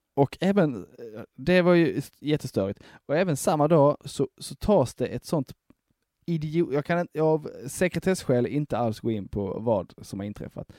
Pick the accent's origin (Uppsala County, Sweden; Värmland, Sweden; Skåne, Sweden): Skåne, Sweden; Broby; Jag är från Broby